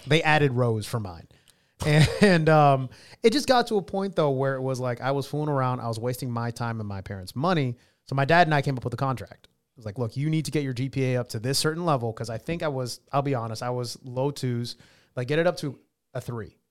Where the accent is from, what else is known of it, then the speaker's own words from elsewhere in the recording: Katy, Texas, United States; now in Columbus, United States; my hometown in Katy, Texas